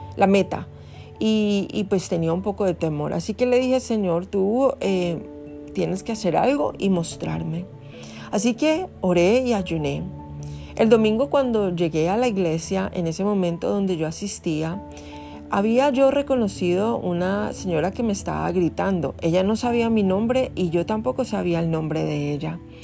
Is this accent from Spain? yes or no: no; Colombia; moved away; yo no había vuelto a, mi tierra, que yo soy colombiana.